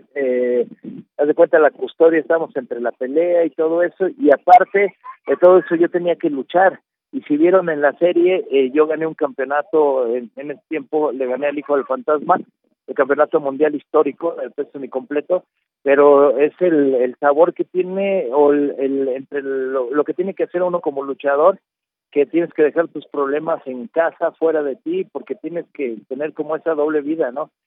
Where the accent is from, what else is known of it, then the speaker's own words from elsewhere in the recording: Mexico; como mexicanos